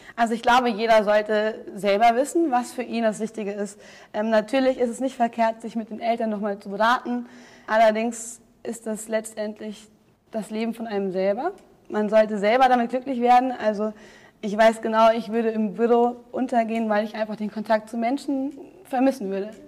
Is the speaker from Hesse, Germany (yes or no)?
yes; Braunfels, Hesse, Germany; also born or lived in Munich; Ich komme aus Braunfels, Bonn-Waden, das ist sehr klein